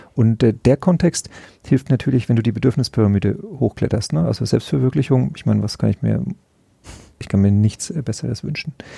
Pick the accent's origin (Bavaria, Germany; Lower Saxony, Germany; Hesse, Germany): Bavaria, Germany; Nuremberg area; born or raised there; now in Langenzenn, Germany